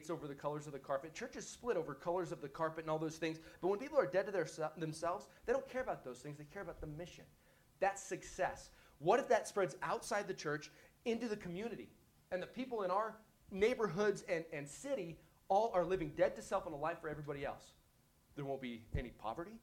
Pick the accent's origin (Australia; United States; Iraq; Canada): United States; I'm American